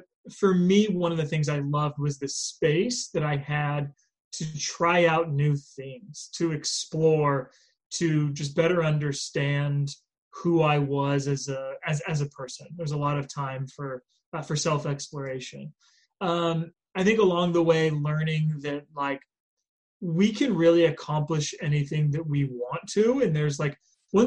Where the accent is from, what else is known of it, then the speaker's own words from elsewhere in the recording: Southern California, United States; I grew up in Southern California.